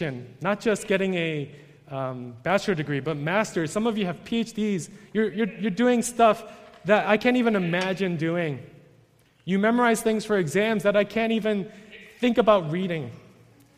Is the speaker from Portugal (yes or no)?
no; New York, United States; I'm from New York